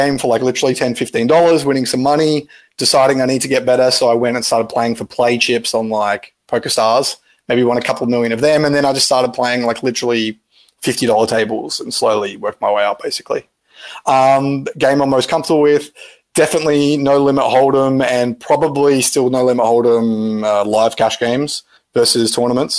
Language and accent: English; Australia; I'm Australian